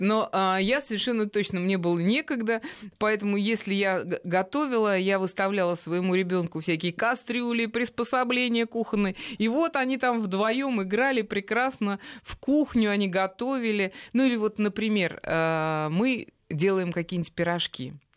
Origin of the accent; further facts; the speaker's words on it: Russia; я вот из России